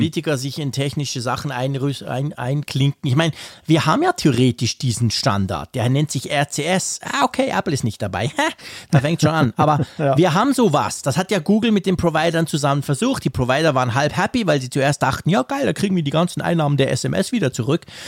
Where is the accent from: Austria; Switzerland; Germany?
Switzerland; als Schweizer